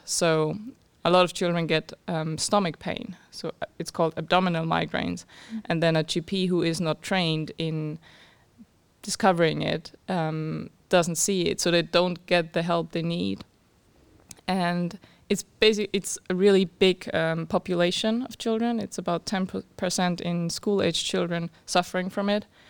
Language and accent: English; Austria; moved away as an adult; now in Cambridge, United Kingdom; I'm from Austria